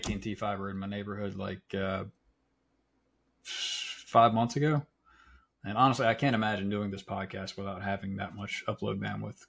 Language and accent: English; Florence, South Carolina, United States; I grew up in Florence, South Carolina.